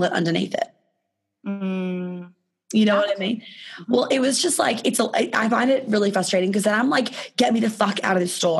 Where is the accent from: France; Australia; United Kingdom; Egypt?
Australia; accent: Australian; moved away